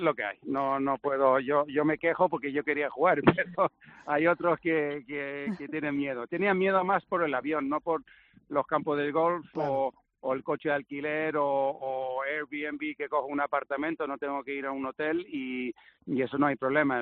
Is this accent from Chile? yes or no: no; Gran Canaria, Canary Islands, Spain; accent: Canarian; nací en Gran Canaria, en el 67. Entonces tengo una mezcla ahí rara, pero sinceramente es una mezcla sueca-inglesa, e pero pero me siento español, he vivido toda mi vida aquí